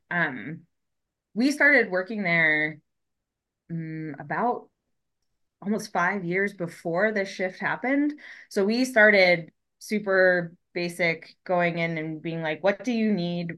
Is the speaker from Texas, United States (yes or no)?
no; Colorado, United States; moved away; also born or lived in Florida; I grew up in Colorado